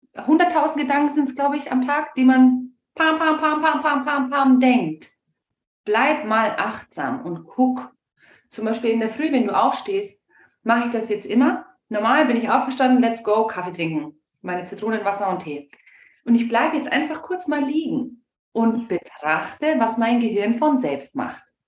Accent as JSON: {"language": "German", "country": "Germany", "said": "bei uns in Deutschland"}